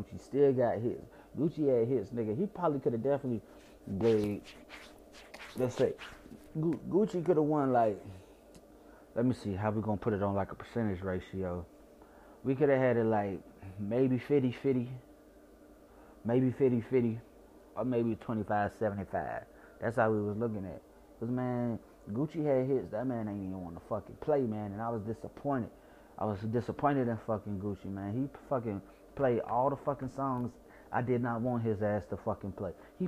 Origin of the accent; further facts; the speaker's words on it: Chicago, Illinois, United States; accent: Chicago; My accent from Chicago is shitty in general.